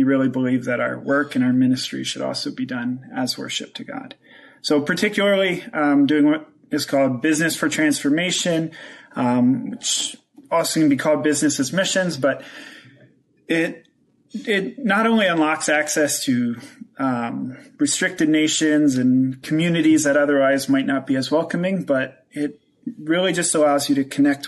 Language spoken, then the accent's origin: English; Pennsylvania, United States; moved away as an adult; also born or lived in Central Asia; I'm originally from Pennsylvania